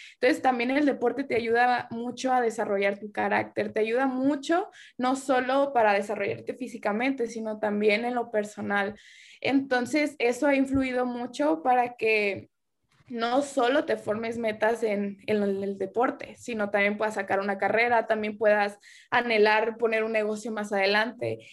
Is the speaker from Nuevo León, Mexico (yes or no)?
no; Tuxpan, Nayarit, Mexico; moved away as an adult; now in United States; yo no nací ahí en Tuxpan, pero para mí es mi pueblo, mi rancho, mi, la capital del mundo